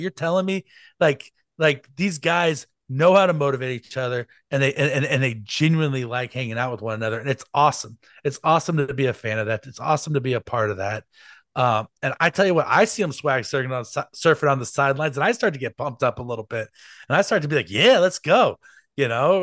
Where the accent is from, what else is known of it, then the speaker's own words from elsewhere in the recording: Kansas City, Missouri, United States; I was born in Kansas City